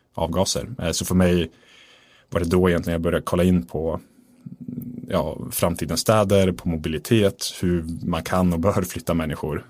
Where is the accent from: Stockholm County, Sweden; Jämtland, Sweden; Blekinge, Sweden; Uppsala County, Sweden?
Jämtland, Sweden; Östersund; jag är född i Östersund mm. uppe i Jämtland